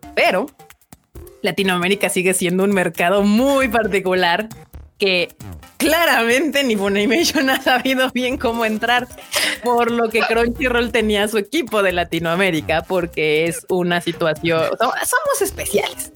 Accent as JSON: {"language": "Spanish", "country": "Mexico", "said": "buenos Mexos y latinos que somos"}